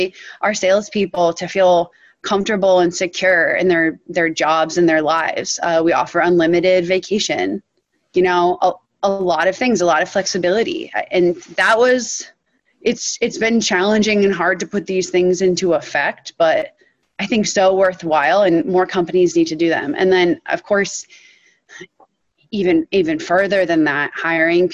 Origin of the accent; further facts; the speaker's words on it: Western Massachusetts, United States; I grew up in Western Massachusetts, this incredibly liberal, intellectual community.